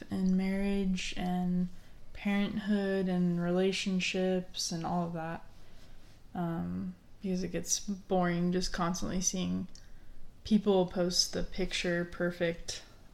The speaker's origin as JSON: {"language": "English", "town": "Las Vegas", "region": "Nevada", "country": "United States", "tie": "born or raised there", "said": "I was born and raised in Las Vegas"}